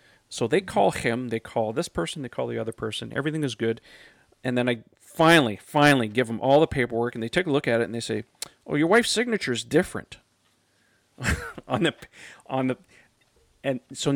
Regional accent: Canada; as a Canadian

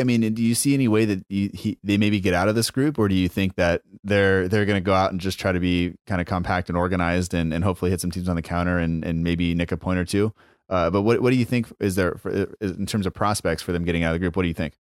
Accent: United States; my family is from is from Norway and Italy. I was born in America

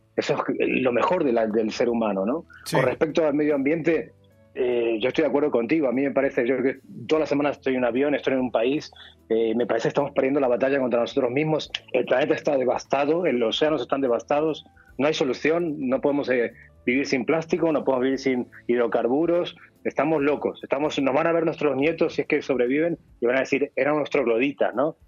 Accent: Argentina; moved away; soy argentino

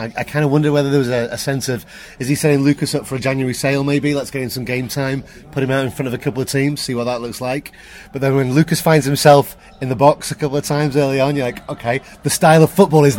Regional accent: Liverpool, North West England, United Kingdom; now in New York, United States; originally from Liverpool, but now live in New York.

